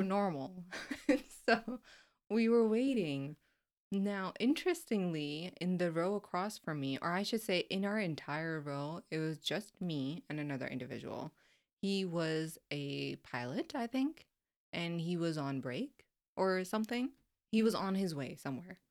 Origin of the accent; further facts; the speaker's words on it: Florida, United States; I'm just coming from Florida